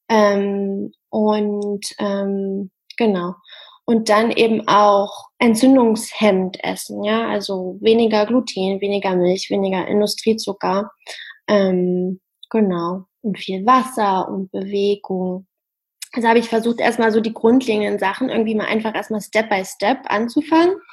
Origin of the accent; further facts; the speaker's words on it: Harz, Germany; Die Masterarbeit habe ich dann im Harz in meiner Heimat geschrieben